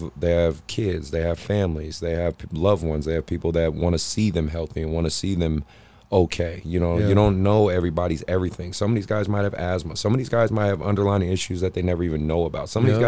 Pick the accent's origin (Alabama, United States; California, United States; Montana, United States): California, United States; Oakland; I'm from Oakland, California.